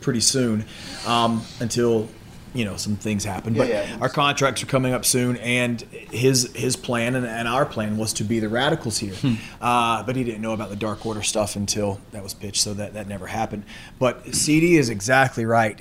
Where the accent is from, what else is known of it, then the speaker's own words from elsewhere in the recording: the South, United States; accent: southern; We're from the South